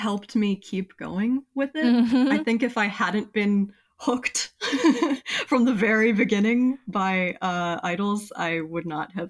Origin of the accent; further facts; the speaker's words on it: Florida, United States; I'm half Asian American. And in my childhood, I kind of grew up in a pretty not diverse, pretty white area of Florida. Mm-hmm. So there wasn't much representation of Asian people where I lived